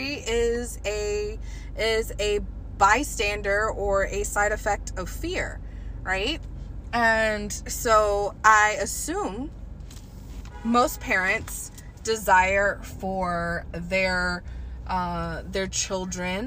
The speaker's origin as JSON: {"language": "English", "region": "the South", "country": "United States", "said": "I'm from the South"}